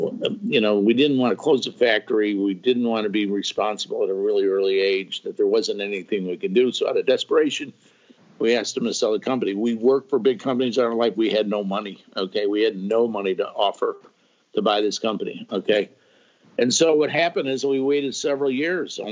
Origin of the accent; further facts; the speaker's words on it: Chicago, Illinois, United States; moved away as an adult; now in Springfield, United States; I grew up in Chicago, and I worked for a Fortune 500 company